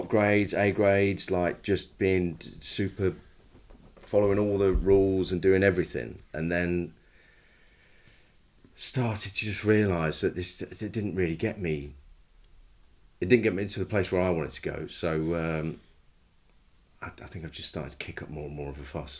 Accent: Leicester, East Midlands, United Kingdom; I grew up in Leicester, in the suburbs.

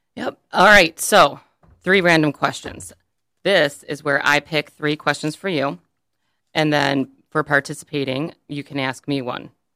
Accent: Birmingham, Michigan, United States; now in Lake Orion, United States; I grew up in Birmingham

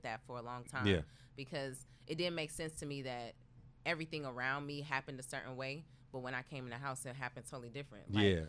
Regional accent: Chicago, Illinois, United States; I grew up in Chicago.

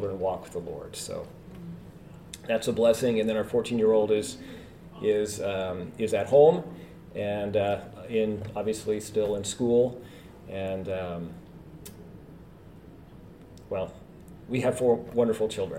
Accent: Edmonds, Washington, United States; also born or lived in Canada / France; I am originally from Canada, and my family moved here to the great state of Washington when I was 5, just north of Seattle, a little town called Edmonds

